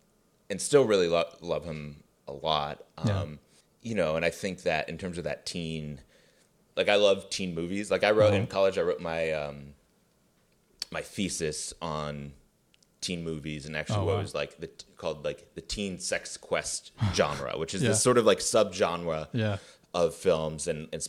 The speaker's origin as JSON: {"language": "English", "town": "Glencoe", "region": "Illinois", "country": "United States", "tie": "born or raised there", "said": "So I grew up in Glencoe, which is a suburb of Chicago."}